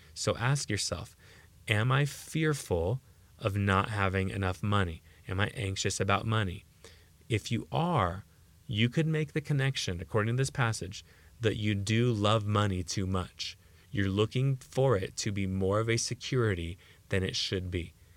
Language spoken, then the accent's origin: English; United States; as American Christians